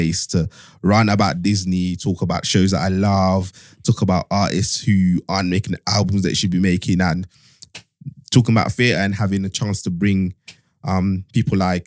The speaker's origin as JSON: {"language": "English", "country": "Zambia", "tie": "born or raised there", "moved": "yes", "said": "I was born in a small town in Zambia, which like a country that loads of people don't even know"}